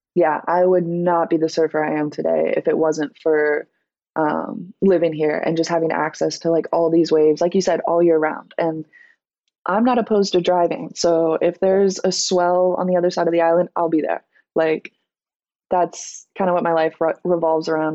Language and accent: English; Florida, United States; also born or lived in South Carolina; So I was born in Florida, but we moved to South Carolina for a little for my mom's job when I was younger. And then we moved back to Florida